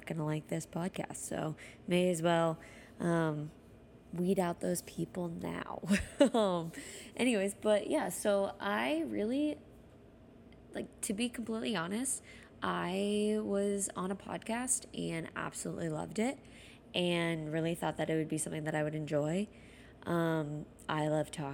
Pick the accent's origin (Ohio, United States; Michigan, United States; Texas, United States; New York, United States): Texas, United States; Dallas; moved away as an adult; also born or lived in Iowa City, Iowa; now in Chicago, United States; I am from Dallas, Texas. Lived there for majority of my life